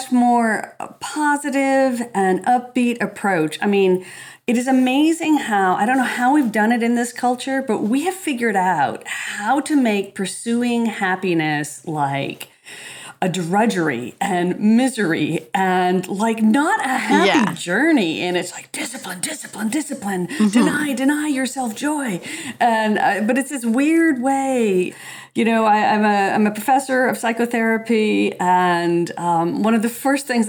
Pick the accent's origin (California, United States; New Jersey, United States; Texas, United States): California, United States; Los Angeles; I was from Los Angeles